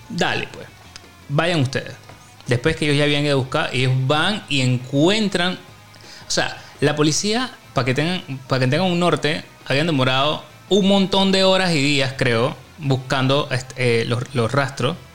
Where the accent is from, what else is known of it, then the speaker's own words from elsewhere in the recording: Chepo, Panama; O sea, no es de Panamá, sino es de. O sea, nosotros somos de Chepo y, el man llegó de la ciudad.